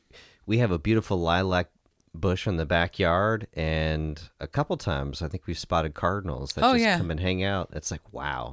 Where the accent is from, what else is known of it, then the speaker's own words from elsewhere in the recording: D.C. area, Maryland, United States; now in Philadelphia, United States; we grew up in near Maryland, D.C. area.